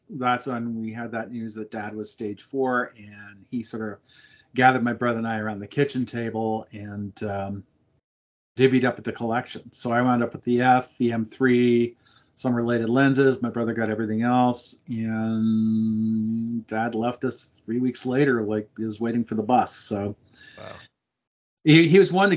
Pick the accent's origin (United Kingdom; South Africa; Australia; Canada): Canada; Montreal, Quebec; I grew up in Montreal